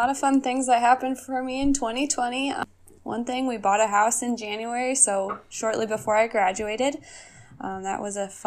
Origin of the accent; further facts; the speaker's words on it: Oelwein, Iowa, United States; So I actually so moved back to my hometown here in Oelwein.